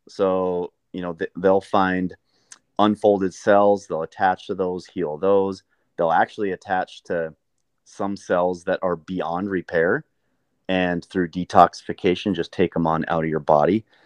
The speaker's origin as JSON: {"language": "English", "region": "Montana", "country": "United States", "tie": "born or raised there", "also_born_or_lived": "Southern California", "moved": "as an adult", "said": "I grew up in Montana"}